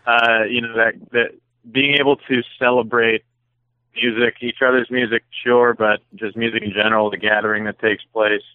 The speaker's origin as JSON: {"language": "English", "region": "Connecticut", "country": "United States", "tie": "born or raised there", "also_born_or_lived": "Louisiana / Seattle", "moved": "yes", "lives_now": "Berkshires, United States", "said": "I grew up in Connecticut"}